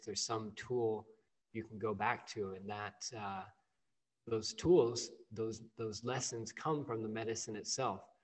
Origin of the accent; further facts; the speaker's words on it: California, United States; moved away; growing up, at least here in the West, you know, I'm from California originally.